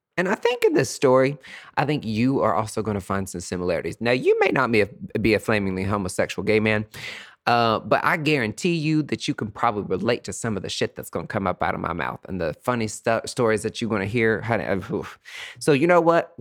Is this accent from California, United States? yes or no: no; Bean Station, Tennessee, United States; growing up in East Tennessee, starting out on a farm with country folk